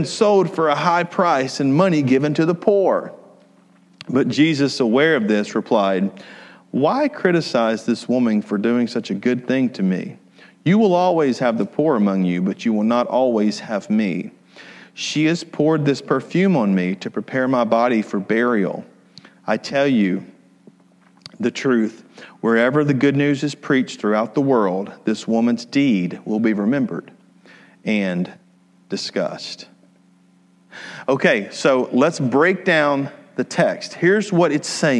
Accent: Atlanta, Georgia, United States; We're from South Atlanta.

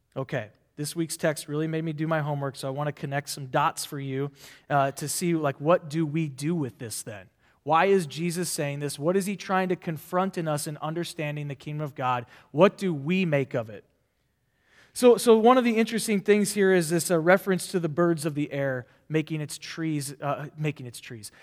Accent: Nebraska, United States; I'm from Nebraska, not a farmer

